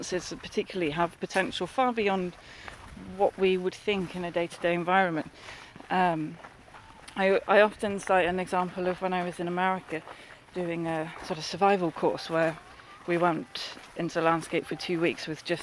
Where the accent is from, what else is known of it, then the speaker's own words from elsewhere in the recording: London, United Kingdom; moved away; I grew up in the North London, sort of Hertfordshire and Essex borders, where they all kind of meet, and in a urban environment